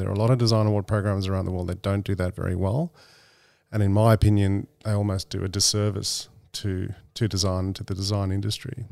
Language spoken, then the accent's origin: English; Australia; being an Australian